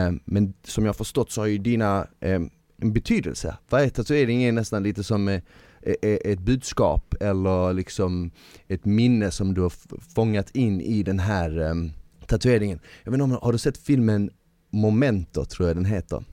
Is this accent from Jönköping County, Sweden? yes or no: no; Malmö, Skåne, Sweden; jag växte upp i Malmö